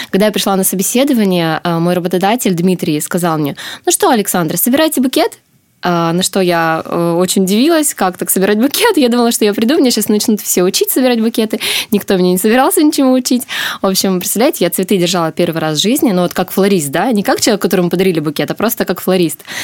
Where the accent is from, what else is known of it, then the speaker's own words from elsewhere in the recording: Korsakov, Sakhalin Oblast, Russia; я родилась и по сей день живу на Сахалине, в городе Корсаков